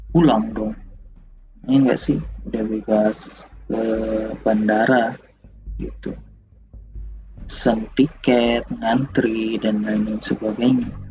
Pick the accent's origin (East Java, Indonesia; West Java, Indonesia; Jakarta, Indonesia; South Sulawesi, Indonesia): Jakarta, Indonesia; gua yang sebagai warga Jakarta, sebagai warga Indonesia